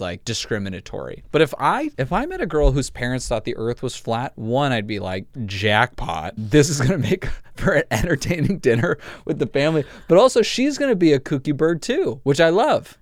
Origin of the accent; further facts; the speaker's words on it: Los Angeles, California, United States; I grew up in L